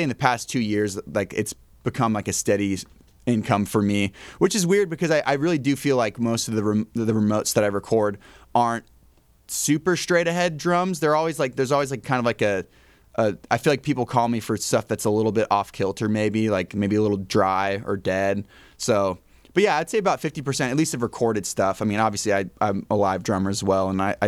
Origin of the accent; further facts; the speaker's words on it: Nashville, Tennessee, United States; also born or lived in Northwest US / Colorado; So I feel like as an adult, I'm from Nashville, but as like a whole person, I guess kind of Northwest, kind of Colorado. It's all over the place, to be honest.